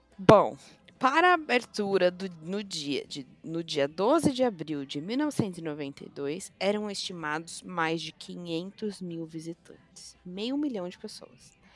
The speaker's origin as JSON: {"language": "Portuguese", "country": "Brazil", "said": "nós brasileiros"}